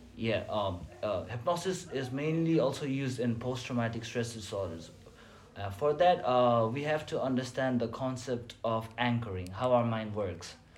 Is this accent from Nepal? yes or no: yes; Nepal; moved away as an adult; now in China; I'm from Nepal